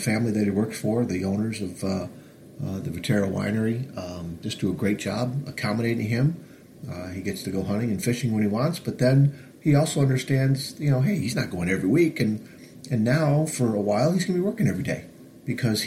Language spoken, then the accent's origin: English; Northville, Michigan, United States; I grew up in Northville